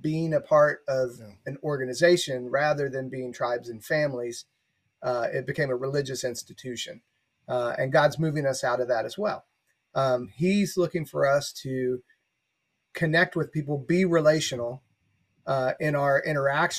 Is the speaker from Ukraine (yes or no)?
no; the Bible Belt, United States; growing up in the Bible Belt